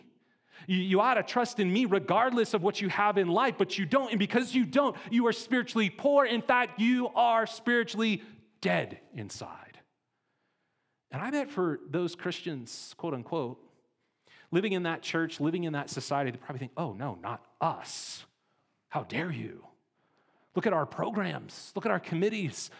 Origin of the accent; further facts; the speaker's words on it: Montana, United States; We're from Montana